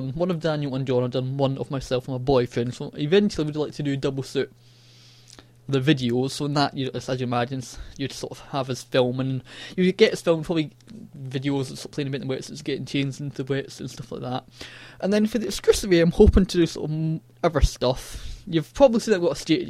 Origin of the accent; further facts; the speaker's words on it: Scotland, United Kingdom; accent: Scottish; my annoying Scottish accent